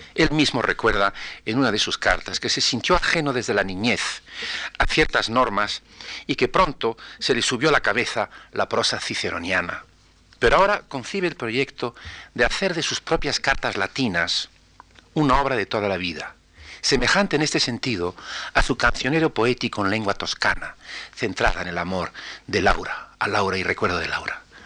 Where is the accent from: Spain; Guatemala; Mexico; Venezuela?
Spain; como español